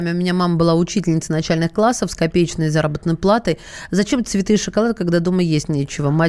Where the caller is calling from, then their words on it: Dagestan, Russia; мы из Дагестана никуда не собираемся